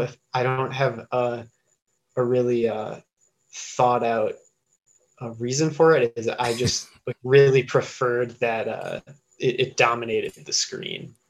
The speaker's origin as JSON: {"language": "English", "town": "Eagle", "region": "Wisconsin", "country": "United States", "tie": "born or raised there", "said": "I grew up in Eagle, Wisconsin"}